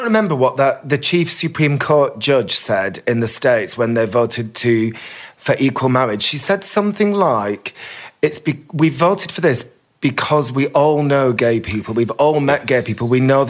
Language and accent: English; Bolton, North West England, United Kingdom; When I grew up in Bolton